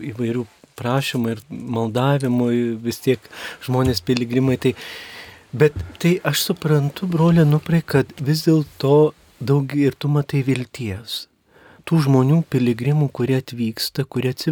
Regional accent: Mažeikiai, Telšiai County, Lithuania; moved away; also born or lived in Skuodas; aš pats esu žemaitis iš kelimo nuskuodų, bet užaugęs mažiekiuose, mano tėvai ten gyvena.

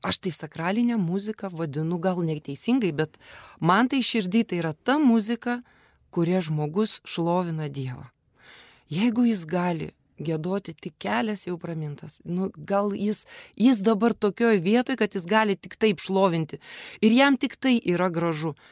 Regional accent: Kaunas, Kaunas County, Lithuania; Ir užaugau Petrašiūnuose.

